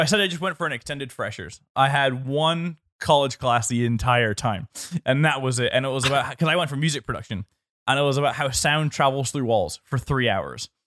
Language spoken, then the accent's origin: English; Northern Ireland, United Kingdom; being Northern Irish